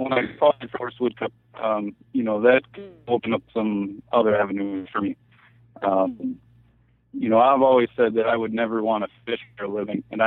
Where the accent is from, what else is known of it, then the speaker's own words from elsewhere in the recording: Green Bay, Wisconsin, United States; I grew up in basically in Green Bay, Wisconsin. I currently live just outside of Green Bay.